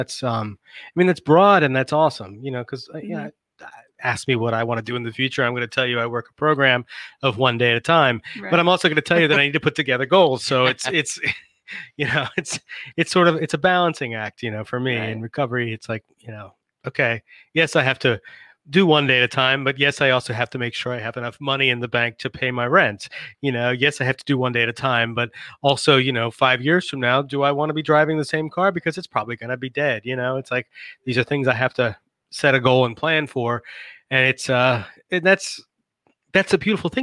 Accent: Northern Virginia, United States; also born or lived in Richmond, Virginia; I'm from Northern Virginia, or at least I have family in Northern Virginia.

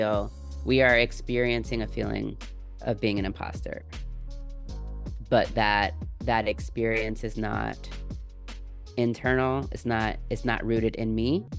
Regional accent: Jamaica; I'm from Jamaica. I grew up, they told me I can do whatever I want, and wherever I am is where I'm supposed to be.

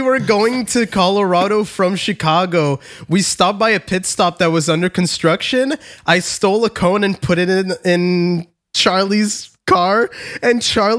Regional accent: Canada; I'm Canadian.

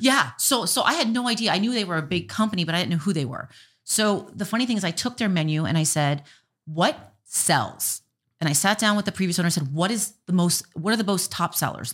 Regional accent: Miami, Florida, United States; now in Minot, United States; I'm from Miami and they call it the Magic City.

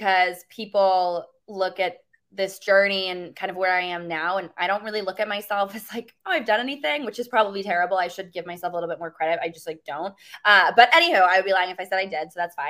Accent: Mansfield, Connecticut, United States; I'm originally from a super small town in Eastern Connecticut called Mansfield. Grew up with no money, no connections.

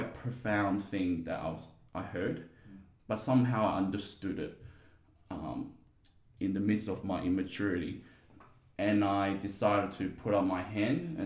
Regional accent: Guangzhou, Guangdong, China; now in Perth, Australia; I was born in China in a city called Guangzhou, aka Canton. So that's where the language, the dialect Cantonese comes from. Yeah, so I lived half of my life there and the second half part of my life here in Perth.

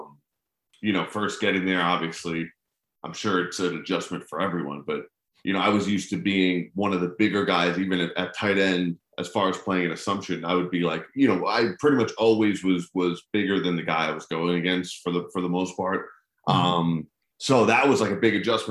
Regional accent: New Jersey, United States; I'm from Central Jersey

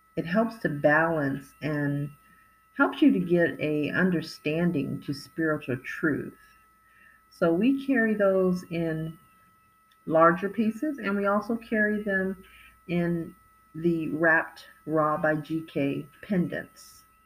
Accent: California, United States; I was raised in California

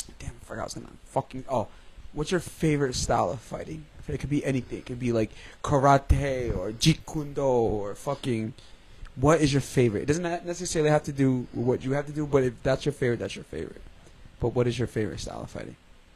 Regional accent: Danbury, Connecticut, United States; I grew up on Town Hill Avenue. They took down those fucking buildings that used to be there. We grew up there.

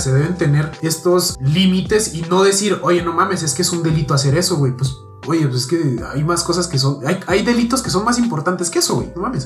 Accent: Mexico; nos identifican como mexicanos fuera del país

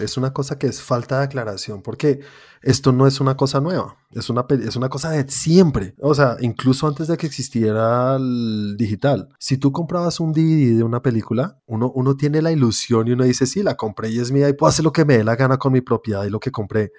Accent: Colombia; Yo, siendo colombiano, teniendo una productora de animación

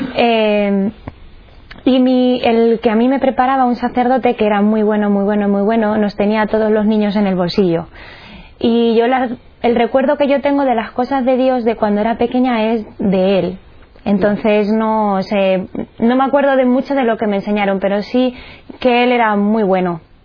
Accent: Cuenca, Castilla-La Mancha, Spain; soy de Cuenca

